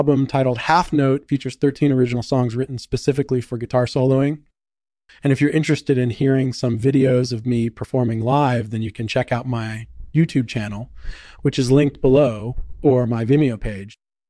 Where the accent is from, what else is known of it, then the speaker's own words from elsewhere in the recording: Navarre, Spain; Well, I was born and raised in Navarre, a region in the south of Spain.